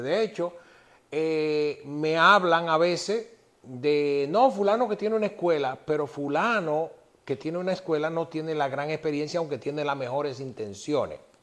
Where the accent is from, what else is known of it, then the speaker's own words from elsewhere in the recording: Yaguate, San Cristóbal, Dominican Republic; yo soy de un campo, de un pueblecito que se llama Yaguate